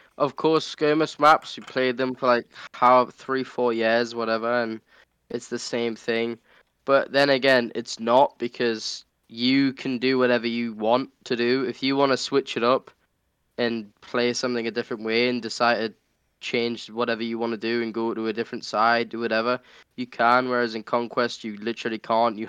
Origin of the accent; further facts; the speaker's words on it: United Kingdom; I'm British